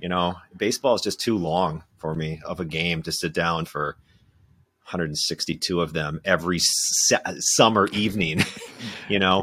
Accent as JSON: {"language": "English", "region": "southern Minnesota", "country": "United States", "tie": "born or raised there", "also_born_or_lived": "Winona, Minnesota", "moved": "as an adult", "lives_now": "Madison, United States", "said": "I grew up in southern Minnesota"}